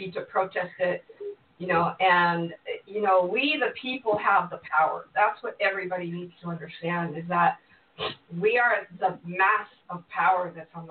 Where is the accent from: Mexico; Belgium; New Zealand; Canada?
Mexico; moved away; I was raised in Mexico